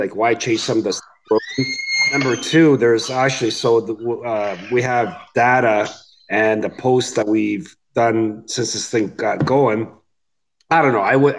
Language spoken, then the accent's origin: English; Canada; Yes, Canada.